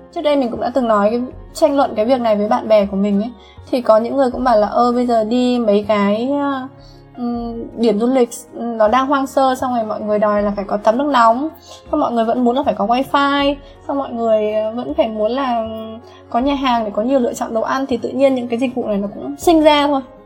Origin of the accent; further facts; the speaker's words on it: Vietnam; mình là người Việt Nam